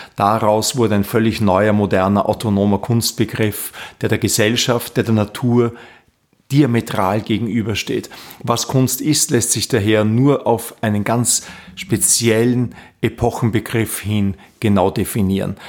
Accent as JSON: {"language": "German", "town": "Linz", "region": "Upper Austria", "country": "Austria", "tie": "born or raised there", "moved": "as an adult", "lives_now": "Vienna, Austria"}